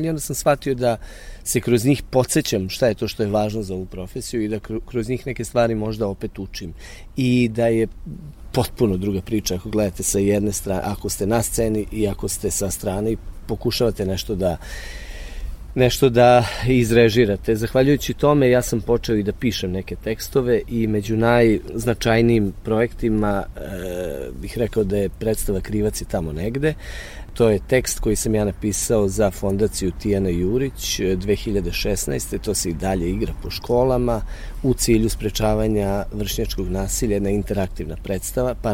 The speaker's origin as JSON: {"language": "Croatian", "town": "Ruma", "region": "Vojvodina", "country": "Serbia", "tie": "born or raised there", "moved": "yes", "said": "to jeste moj rodni grad i sad o, o njemu mogu uvek najlepše da pričam, ali Ruma je jedan grad koji ima 30.000 stanovnika. Ruma je grad koji nema profesionalno pozorište. Mislim da e, Ruma ima tu jaku amatersku scenu."}